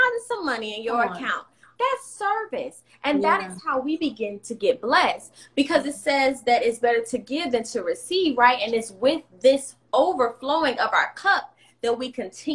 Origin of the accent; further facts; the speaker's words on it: Atlanta, Georgia, United States; I'm from the South, from Atlanta